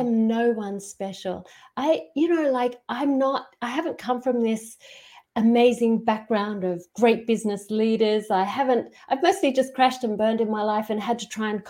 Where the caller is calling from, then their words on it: Queensland, Australia; So I'm in Australia, outside Brisbane, um, not far from the um, Great Barrier Reef.